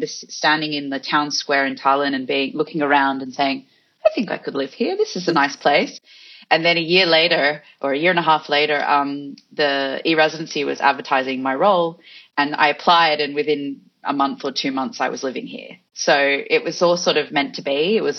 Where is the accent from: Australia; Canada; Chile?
Australia; also born or lived in Fiji; So I spent a lot of time in Fiji and obviously in Australia, if you can hear my accent, and in other countries around the world as well.